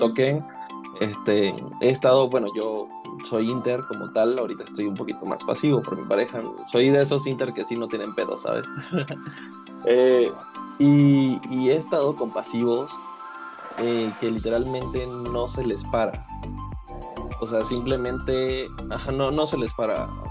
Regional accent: Venezuela; soy venezolano, soy caribeño y fogoso

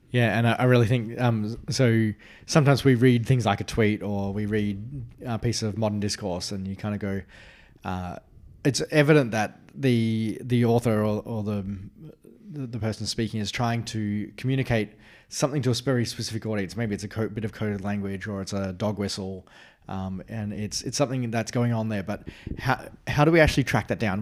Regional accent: Australia; As an Australian

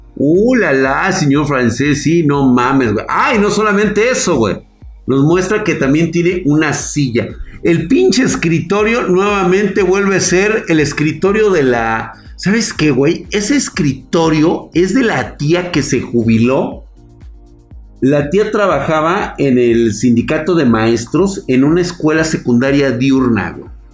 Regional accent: Mexico; yo soy mexicano

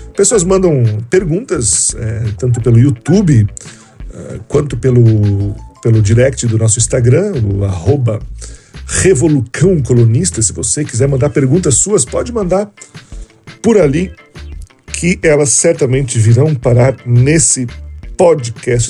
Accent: Rio Grande do Sul, Brazil; Osmar Terra que é um, um conterrâneo meu, né, da, da terra onde eu nasci

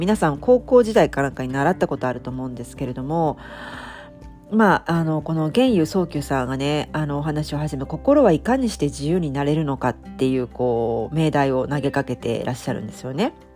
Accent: Japan

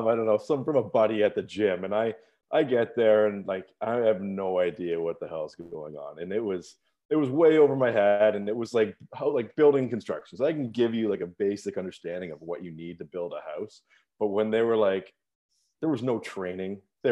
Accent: London, Ontario, Canada; moved away as an adult; my hometown of London, Ontario.

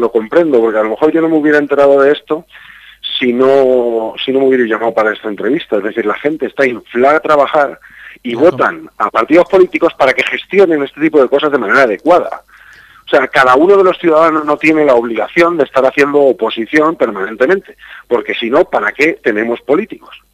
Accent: Castilla-La Mancha, Spain; los castellanos manchegos ahora mismo somos españoles de segunda categoría

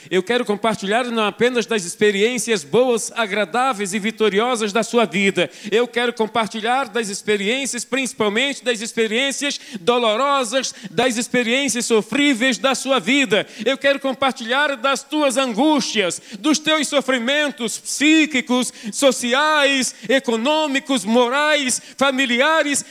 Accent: Rio de Janeiro, Brazil; moved away as an adult; now in Belo Horizonte, Brazil; caraca é uma gíria carioca. Eu sou do estado do Rio de Janeiro. Estou aqui em Belo Horizonte, vai fazer 20 anos

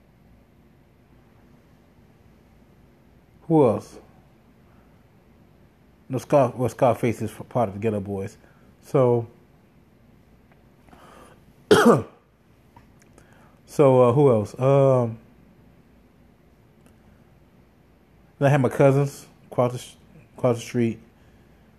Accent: Gary, Indiana, United States; I grew up in Gary, Indiana

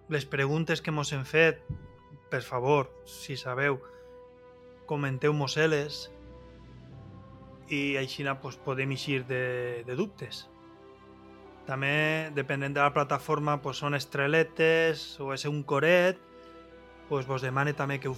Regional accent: Valencian Community, Spain; accent: Valencian; first language Valencian; jo és fer la meva teràpia i parlar en valencià, que és la meva llengua.

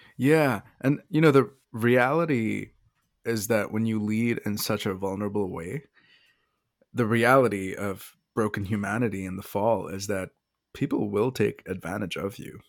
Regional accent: India; moved away; as an Indian

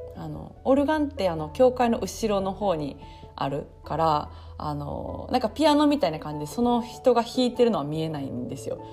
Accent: Osaka, Japan; 私、えっと、大阪出身

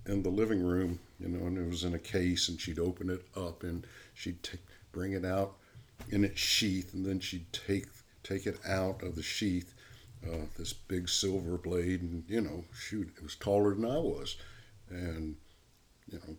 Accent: Atlanta, Georgia, United States; now in Sewanee, United States; I grew up in Atlanta, but my mother grew up here in Sewanee, Tennessee

